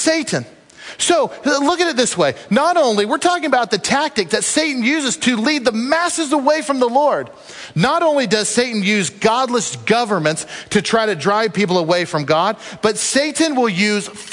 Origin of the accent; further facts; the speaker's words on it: United States; I love our country, and I'm proud American